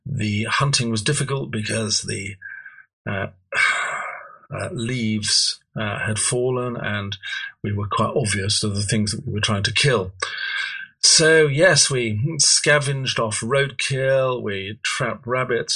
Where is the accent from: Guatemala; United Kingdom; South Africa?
United Kingdom; edge of the Derbyshire Peak District, Yorkshire and the Humber; I was brought up in Yorkshire. I was brought up on the edge of the Derbyshire Peak District